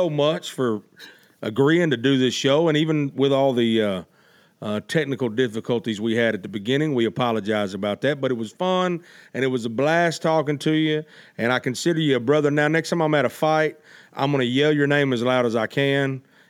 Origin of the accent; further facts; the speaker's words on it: Arkansas, United States; also born or lived in Memphis, Tennessee; I was born in Memphis, and I was raised in Arkansas